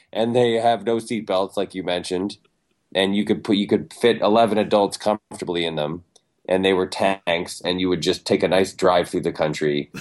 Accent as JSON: {"language": "English", "town": "Ann Arbor", "region": "Michigan", "country": "United States", "tie": "born or raised there", "said": "I'm from Michigan. I was born in Ann Arbor"}